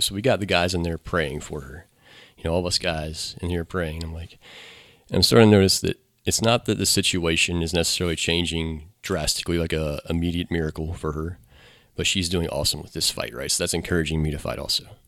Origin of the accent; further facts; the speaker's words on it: Newmarket, United States; also born or lived in Middletown / Monroe; Grew up and went to Hillsborough High School and stayed around here